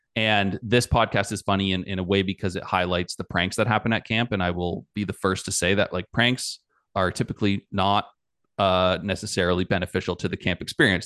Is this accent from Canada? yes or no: yes; Canada; I'm Canadian